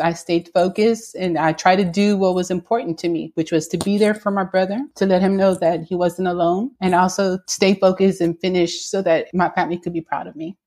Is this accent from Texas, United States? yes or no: yes; Houston, Texas, United States; I am a Latina born and raised in Houston, Texas, within a single parent household.